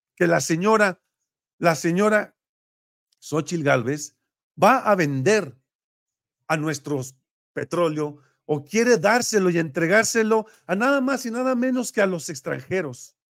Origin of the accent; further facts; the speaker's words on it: Mexico; nuestra nación como mexicanos